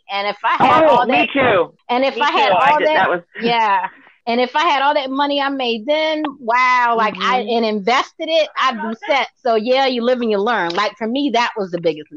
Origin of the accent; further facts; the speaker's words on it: Baltimore, Maryland, United States; I'm from Baltimore